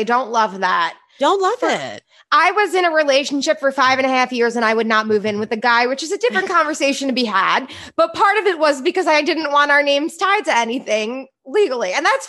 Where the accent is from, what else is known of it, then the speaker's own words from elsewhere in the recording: New Jersey, United States; And I can say this because I'm from New Jersey.